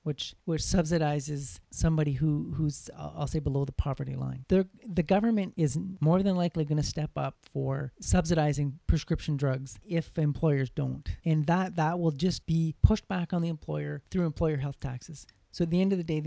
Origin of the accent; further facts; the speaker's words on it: Canada; here in my home country